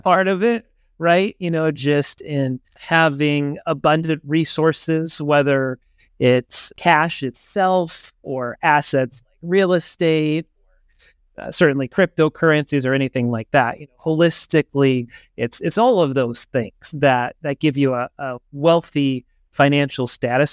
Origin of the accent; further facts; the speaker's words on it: Southern California, United States; I grew up in Southern California